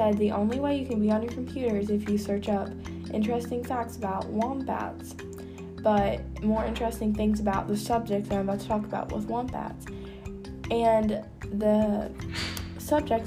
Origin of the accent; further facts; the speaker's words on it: the South, Southern United States, United States; accent: southern country; The only accent I can do is a nice southern country accent because that's where I'm from